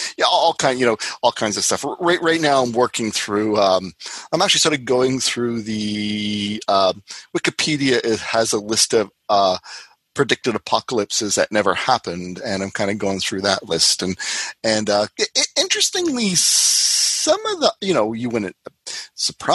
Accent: Canada; as a Canadian

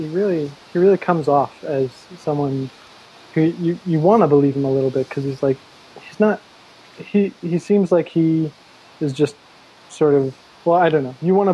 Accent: Massachusetts, United States; moved away as an adult; now in Berkeley, United States; No, I'm from Massachusetts, but I'm out here for graduate school.

